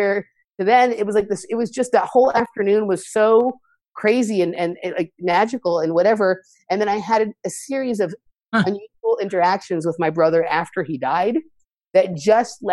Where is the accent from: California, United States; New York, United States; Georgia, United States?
California, United States; Los Angeles; I grew up in Los Angeles. I still live here now.